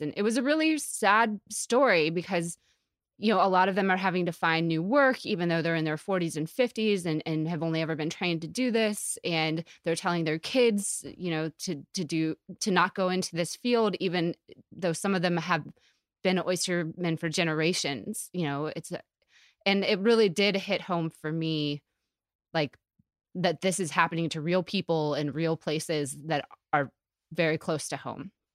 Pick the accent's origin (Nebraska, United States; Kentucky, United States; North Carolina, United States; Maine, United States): North Carolina, United States; Asheville; moved away; I grew up in Asheville